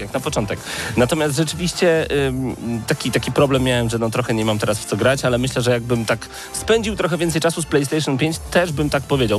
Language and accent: Polish; eastern Poland, Poland; also born or lived in Lublin; My jesteśmy z Polski B